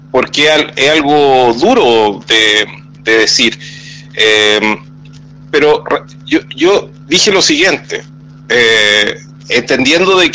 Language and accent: Spanish; Chile; como chilenos